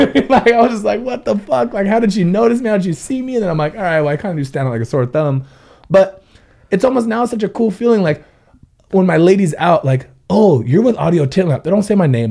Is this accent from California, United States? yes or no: yes; Ventura, California, United States; born and raised in Ventura